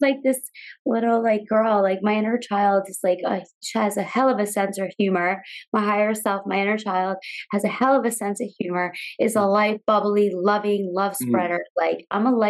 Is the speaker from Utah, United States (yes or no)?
no; Long Island, New York, United States; Growing up in Long Island, New York